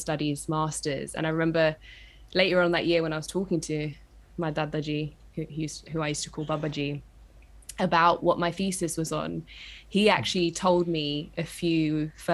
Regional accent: London, United Kingdom; I'm from East London.

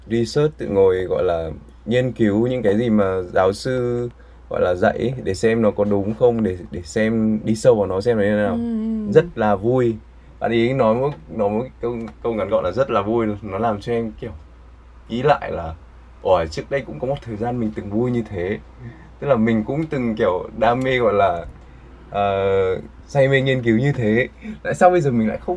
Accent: Vietnam; tôi người Việt ạ

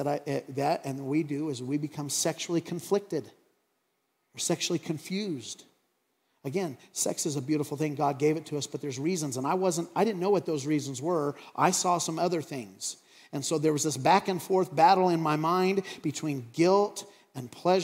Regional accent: Craig, Colorado, United States; growing up in Craig, and I remember when cable TV came to Craig, Colorado

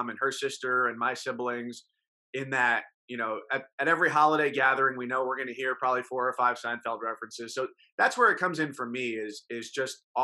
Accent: New York area, United States; moved away; if you grew up around the New York area

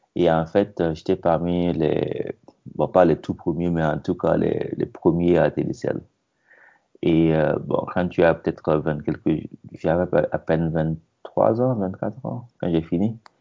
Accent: Burkina Faso; moved away as an adult; now in United States; je viens du Burkina Faso. Et ouais, je travaille actuellement aux États-Unis. je suis arrivé aux États-Unis en 2002

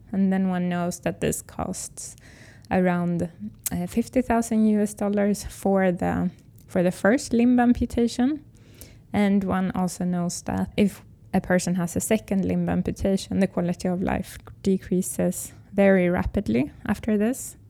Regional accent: Sweden; English is a second language; I'm from Sweden

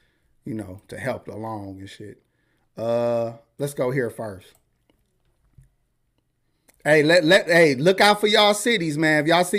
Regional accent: New Haven, Connecticut, United States; Yes, I'm from Connecticut. He said, gun waving New Haven.

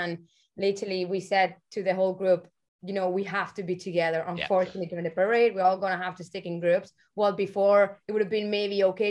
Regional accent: Barcelona, Catalonia, Spain; moved away as an adult; now in Ireland; I'm from Barcelona, you know? But I've been living here for nearly like 12 years

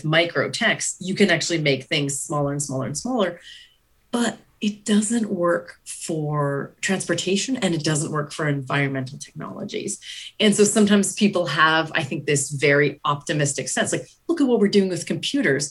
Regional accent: Canada; So as a Canadian

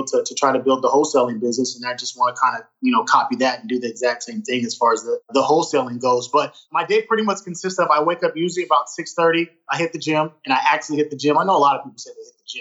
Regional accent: San Jose, California, United States; moved away as an adult; now in Southern California, United States; I'm originally from the Bay Area, from San Jose, California

